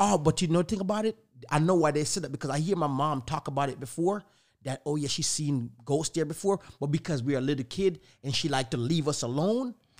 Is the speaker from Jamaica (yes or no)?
yes; Jamaica; Growing up in Jamaica